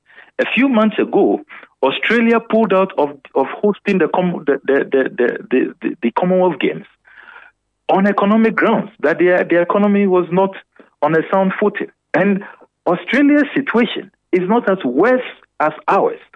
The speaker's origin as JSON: {"language": "English", "country": "Ghana", "said": "as the Ghanaian taxpayer"}